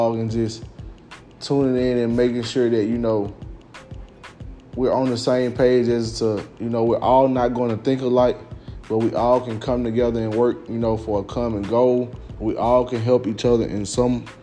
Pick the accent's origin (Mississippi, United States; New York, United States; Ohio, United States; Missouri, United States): Mississippi, United States; Louise; also born or lived in Belzoni, Mississippi / Jackson, Mississippi; I'm originally from Louise, Mississippi.